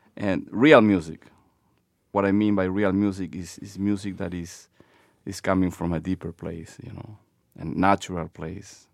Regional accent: Lima, Peru; moved away as an adult; now in Boston, United States; born and raised in Lima, Peru, Bostonian since twenty-five years ago.

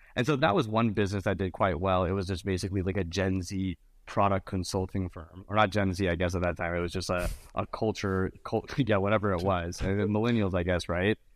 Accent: Mountain View, California, United States; also born or lived in Venice, California; I was born and raised in Mountain View, California

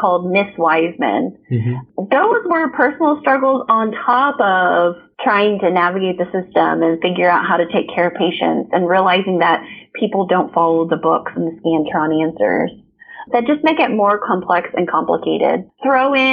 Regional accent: Evansville, Indiana, United States; also born or lived in Kansas City; my hometown in Evansville, Indiana

